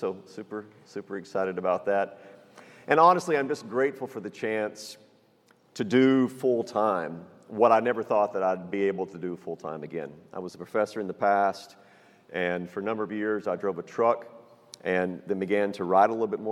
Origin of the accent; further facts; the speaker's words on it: Texas, United States; I was raised in Texas, live in Texas, right outside San Antonio in New Braunfels.